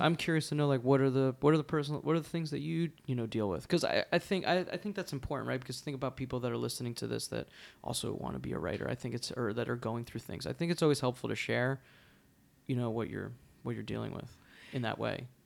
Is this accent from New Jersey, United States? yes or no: yes; New Jersey, United States; now in New York City, United States; I grew up in New Jersey.